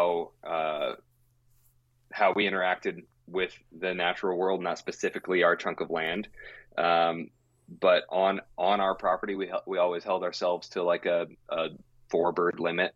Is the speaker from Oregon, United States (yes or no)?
yes; Willamette Valley, Oregon, United States; also born or lived in Yakima, Washington; I was actually born in Yakima, Washington. I call myself an Oregonian